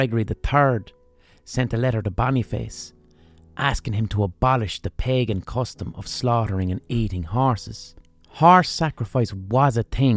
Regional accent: Ireland

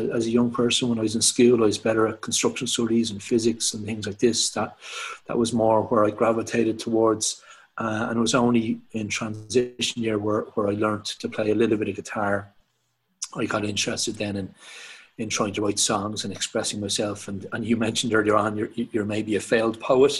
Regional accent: Dublin, Leinster, Ireland; also born or lived in Knocklyon / Tallaght; So I'm from Dublin. I am 38 now. I grew up in between Knocklyne initially, and then moved to Talla.

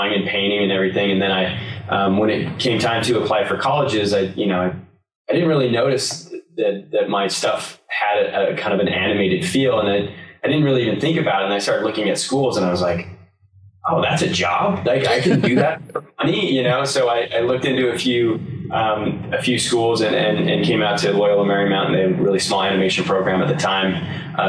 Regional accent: Salt Lake City, Utah, United States; moved away as an adult; now in Los Angeles, United States; I'm originally from Salt Lake City, Utah, and came out here in the late 90s to go to school and never came back.

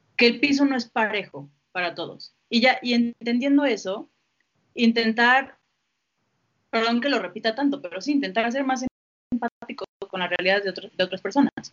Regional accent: Mexico

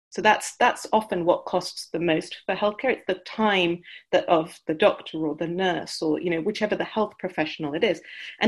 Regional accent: India; also born or lived in United Kingdom; I grew up in India and the UK from a medical family background

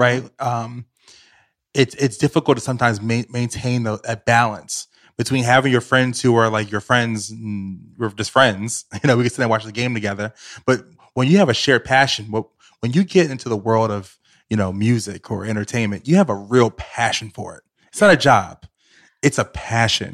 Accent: Richmond, Virginia, United States; moved away as an adult; now in New York City, United States; I grew up in Richmond, Virginia

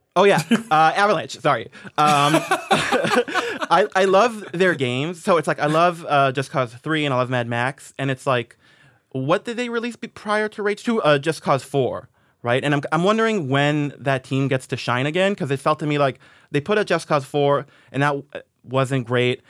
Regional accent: Israel; moved away; I grew up in Israel, so I was, like, on a Hebrew speaking message board

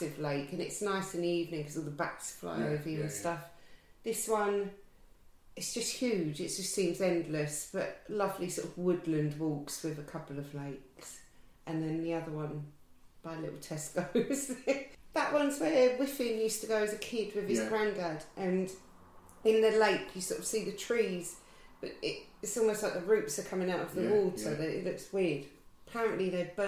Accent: Surrey, South East England, United Kingdom; I'm from Surrey originally

